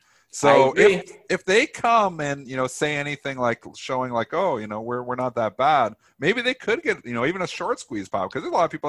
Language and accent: English; Leamington, Ontario, Canada; moved away; it's from my hometown, town of only 25,000 people.